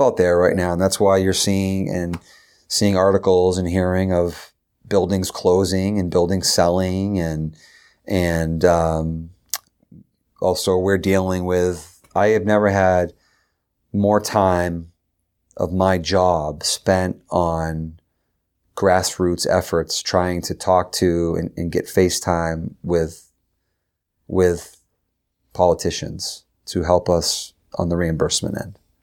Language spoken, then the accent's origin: English; Derry, New Hampshire, United States; also born or lived in Concord, New Hampshire; I was from Derry